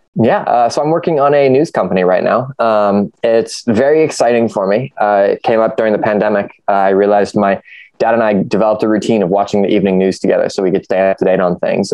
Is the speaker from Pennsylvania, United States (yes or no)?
no; Ohio, United States; I grew up in the Midwest. I grew up in the state of Ohio. I've been here my whole life